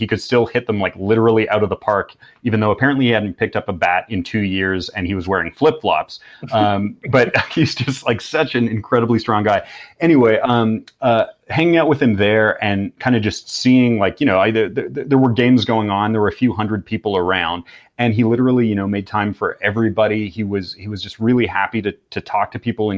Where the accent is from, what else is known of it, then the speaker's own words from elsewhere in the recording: Canada; I'm from Canada